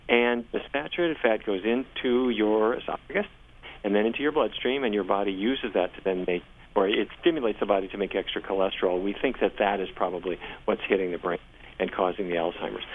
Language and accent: English; Fargo, North Dakota, United States; I grew up in Fargo, North Dakota